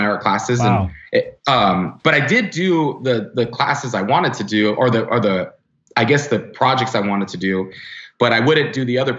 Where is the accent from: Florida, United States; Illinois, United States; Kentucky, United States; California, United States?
California, United States; Los Angeles; I grew up in the San Fernando Valley and then my parents divorced